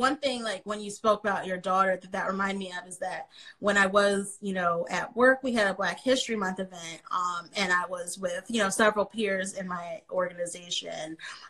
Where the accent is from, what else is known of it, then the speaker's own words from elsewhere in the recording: San Jose, California, United States; now in Philadelphia, United States; I grew up in San Jose, California